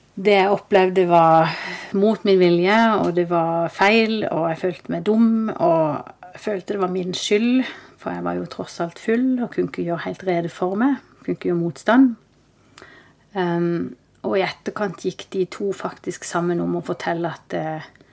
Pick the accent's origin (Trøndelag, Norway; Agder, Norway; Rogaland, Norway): Agder, Norway; Kristiansand; moved away as an adult; also born or lived in Oslo; jeg er født og oppvokst i Kristiansand.